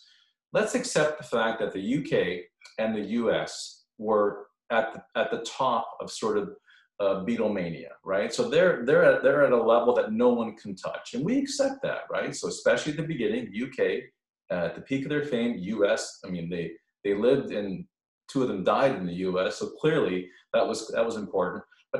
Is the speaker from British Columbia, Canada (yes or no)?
no; Toronto, Ontario, Canada; also born or lived in United States; I've been a lifelong … fan, born and raised in Toronto. I've lived and worked throughout Canada and the US